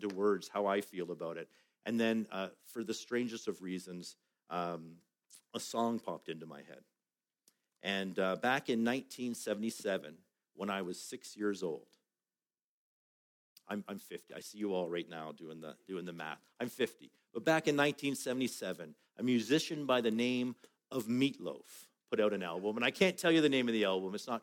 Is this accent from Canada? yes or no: yes; Canada